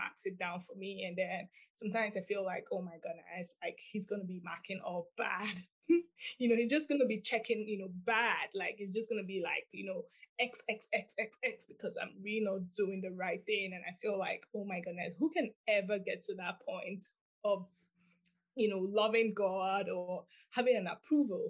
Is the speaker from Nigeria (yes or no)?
yes; Nigeria; moved away; I actually grew up in Nigeria